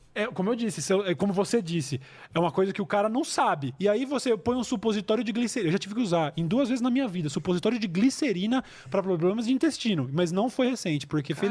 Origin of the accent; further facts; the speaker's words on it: Jundiaí, São Paulo, Brazil; eu sou de Jundiaí